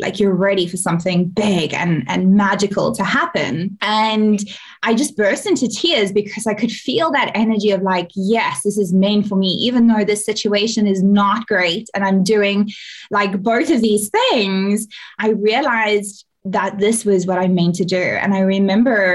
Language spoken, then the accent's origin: English; South Africa; I'm from South Africa